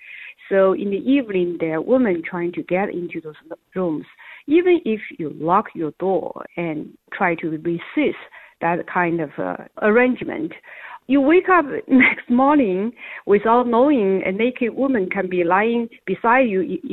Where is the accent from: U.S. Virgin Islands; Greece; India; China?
China; now in United States; when I was growing up in China. And that's very sad. We immigrated here.